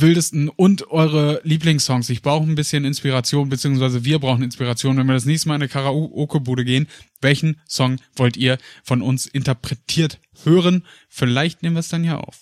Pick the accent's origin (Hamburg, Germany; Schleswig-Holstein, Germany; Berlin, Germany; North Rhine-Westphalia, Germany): North Rhine-Westphalia, Germany; Paderborn; moved away; zurück in die Heimat nach Paderborn. Und äh, auch wenn Libori, das äh, riesige Volksfest bei uns in Paderborn